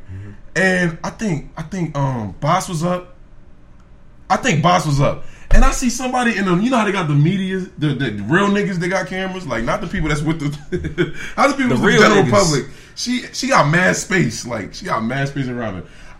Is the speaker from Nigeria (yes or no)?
yes; Nigeria; I'm Nigerian. What's a Somalian to a Nigerian?